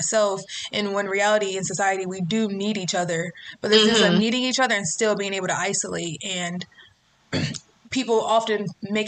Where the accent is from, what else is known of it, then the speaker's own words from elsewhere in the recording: Greensboro, North Carolina, United States; now in New York City, United States; I'm originally from Greensboro, North Carolina